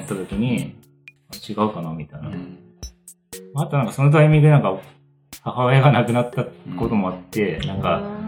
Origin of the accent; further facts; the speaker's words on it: Tateyama, Chiba, Japan; moved away as an adult; also born or lived in Kyoto / Ishikawa / Mashiko; now in Minamiboso, Japan; 大体地元みたいな、まあ、立山市出身なんですけど